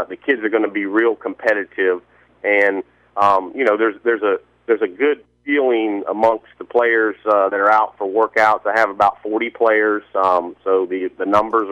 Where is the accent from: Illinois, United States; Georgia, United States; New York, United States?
Georgia, United States; Valdosta; I'm originally from Valdosta